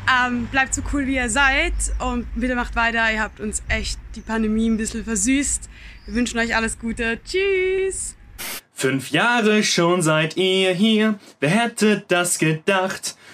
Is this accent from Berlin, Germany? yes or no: no; Düsseldorf, North Rhine-Westphalia, Germany; Nerdigste Grüße aus meiner Heimat Düsseldorf, wo wir uns dann am 11. Dezember sehen.